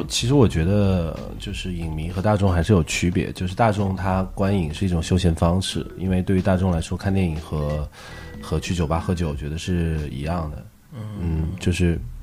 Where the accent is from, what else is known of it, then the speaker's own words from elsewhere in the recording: Wuhan, Hubei, China; 特别是作为武汉人，我们在二零二零年上半年